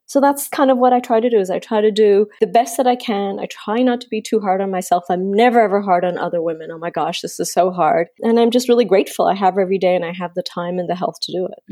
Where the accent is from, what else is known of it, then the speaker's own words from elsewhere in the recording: Canada; moved away as an adult; also born or lived in Miami; I grew up in Canada